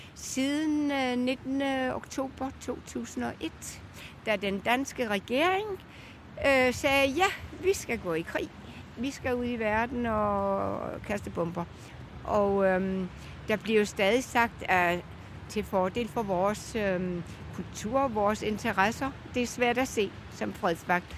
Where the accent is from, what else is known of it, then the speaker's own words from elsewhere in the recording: Bornholm, Capital Region of Denmark, Denmark; moved away as an adult; also born or lived in Spain; jeg er fra Bornholm mm. oprindeligt